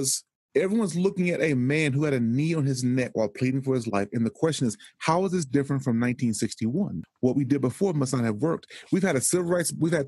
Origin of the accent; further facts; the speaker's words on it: Texas, United States; I am from Texas, and Texas is a planet to itself